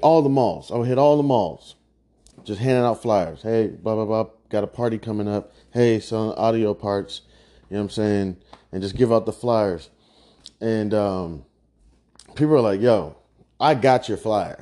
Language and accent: English; Midwest, United States; I'm from the Midwest